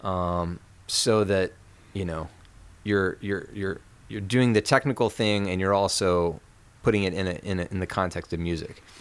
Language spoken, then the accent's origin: English; Lexington, Kentucky, United States; I grew up in Lexington, Kentucky, which is right in the middle of Kentucky